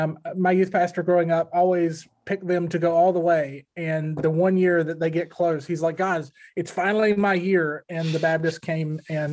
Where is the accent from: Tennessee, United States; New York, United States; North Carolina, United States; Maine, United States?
North Carolina, United States; growing up in North Carolina, it's ACC country.